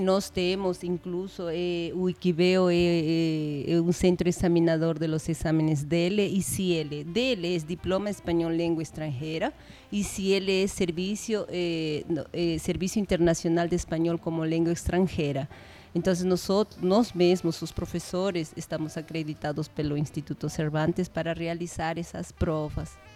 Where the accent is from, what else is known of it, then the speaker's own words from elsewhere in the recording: Peru; first language Spanish; Portuguese is a second language; moved away as an adult; now in São José dos Campos, Brazil; Nosotros los peruanos